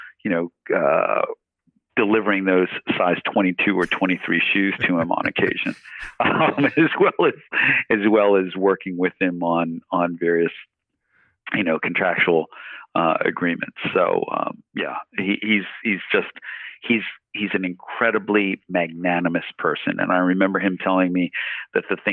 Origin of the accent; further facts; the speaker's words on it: New York City, New York, United States; now in Toronto, Canada; I grew up in Queens, New York, in East Elmhurst